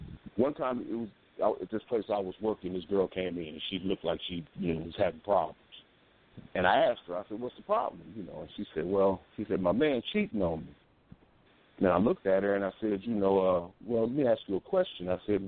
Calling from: Omaha, Nebraska, United States; I'm calling from Omaha.

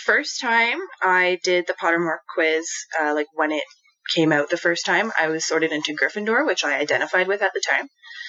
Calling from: Jasper, Alberta, Canada; So I'm recording from Jasper, Alberta. So Jasper is the town of Jasper within Jasper National Park in Alberta, Canada. So right in the middle of the Rocky Mountains.

